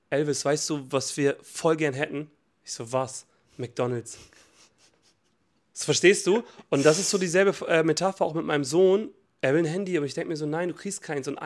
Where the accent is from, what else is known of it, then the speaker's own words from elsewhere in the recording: Montenegro; Und bei uns in Montenegro gibt es immer noch Schokobananen eingepackt.